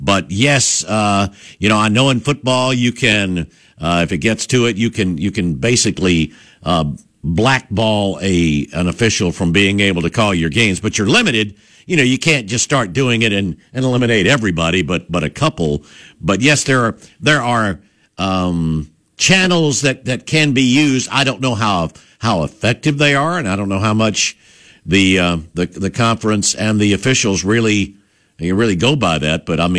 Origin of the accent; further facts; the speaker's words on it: New Orleans, Louisiana, United States; that from growing up in New Orleans